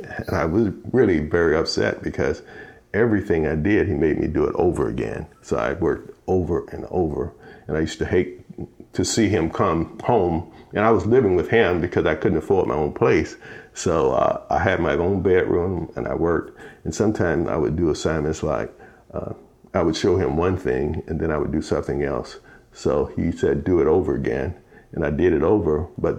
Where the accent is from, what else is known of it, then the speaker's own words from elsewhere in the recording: St. Petersburg, Florida, United States; moved away as an adult; also born or lived in Clewiston, Florida / California; I was born and raised in Clewiston, Florida. I moved to St. Petersburg when I was 6 months old. I grew up in a segregated community. I went to an all-black high school, Gibbs High School.